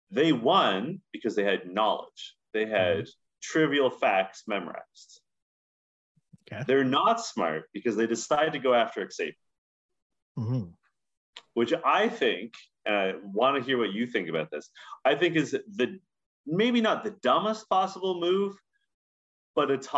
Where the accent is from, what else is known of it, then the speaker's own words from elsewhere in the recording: Canada; maybe we're Canadian and like too biased and like well too aware of the, of the comings and goings of the NHL